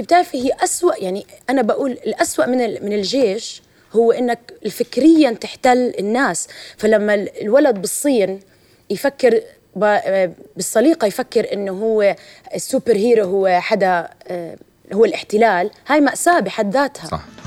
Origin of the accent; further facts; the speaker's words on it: Jordan; also born or lived in Ramallah, Palestine; كفلسطينيه اردنيه عربيه